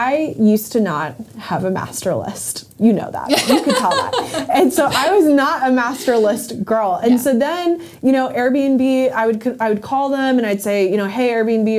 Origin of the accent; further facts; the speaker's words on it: Florida, United States; I'm from Florida